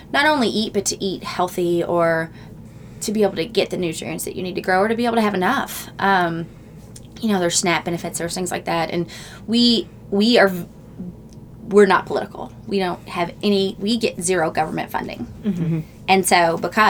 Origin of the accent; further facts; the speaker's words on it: Louisville, Kentucky, United States; we're from Louisville.